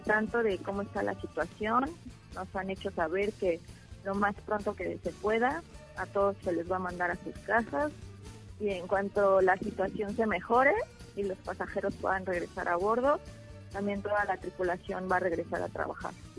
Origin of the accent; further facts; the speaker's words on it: Mexico; moved away; somos como 20 mexicanos